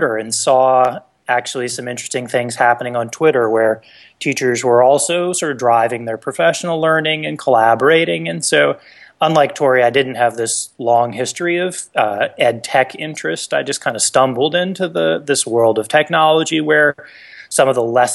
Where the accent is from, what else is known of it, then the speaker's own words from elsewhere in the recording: Washington, United States; also born or lived in Japan; now in Elon, United States; I'm from Washington State, but I'm out in North Carolina now